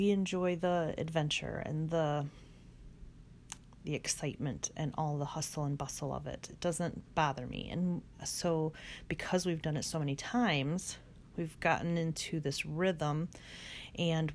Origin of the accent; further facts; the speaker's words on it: Northern Illinois, United States; moved away as an adult; also born or lived in Charleston, South Carolina / Knoxville, Tennessee / Northwest Indiana; now in Rochester, United States; we moved from Northern Illinois to Charleston, South Carolina